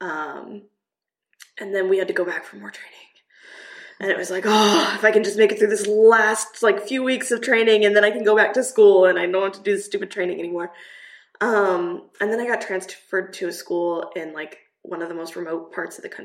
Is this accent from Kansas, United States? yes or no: yes; Kansas, United States; moved away as an adult; also born or lived in Namibia / Czech Republic; now in Prague, Czech Republic; I'm from Kansas, I'm used